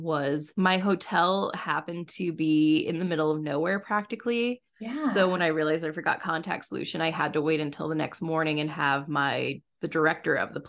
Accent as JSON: {"language": "English", "region": "Midwest", "country": "United States", "said": "I'm from the Midwest"}